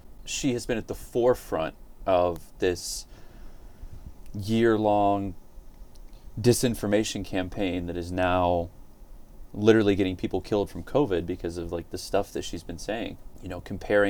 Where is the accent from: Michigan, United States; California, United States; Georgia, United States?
Georgia, United States; near Calhoun, Northwest; I grew up in Northwest Georgia. Mm-hmm. I grew up near Calhoun